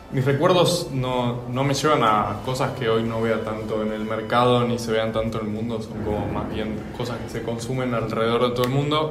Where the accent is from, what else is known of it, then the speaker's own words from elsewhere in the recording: Buenos Aires, Argentina; moved away; soy de Buenos Aires, Argentina